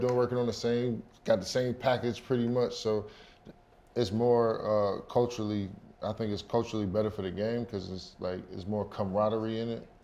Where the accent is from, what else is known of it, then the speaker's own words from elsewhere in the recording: Millstone, New Jersey, United States; also born or lived in Lakewood, New Jersey; grew up in a spot called Millstone, New Jersey